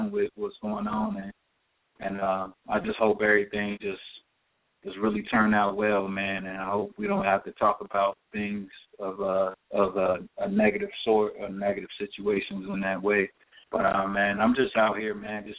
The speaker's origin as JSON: {"language": "English", "town": "Cincinnati", "region": "Ohio", "country": "United States", "tie": "born or raised there", "moved": "yes", "lives_now": "Los Angeles, United States", "said": "I'm from Cincinnati, as I said before. I grew up downtown Cincinnati"}